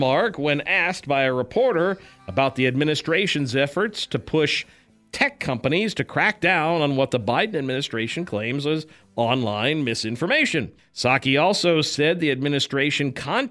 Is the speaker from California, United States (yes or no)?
yes; California, United States; I was born and raised in California as well